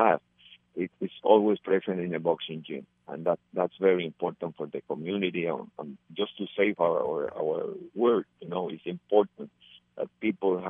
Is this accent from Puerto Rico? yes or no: yes; Puerto Rico; It's not like in Puerto Rico that we have a gym in every municipality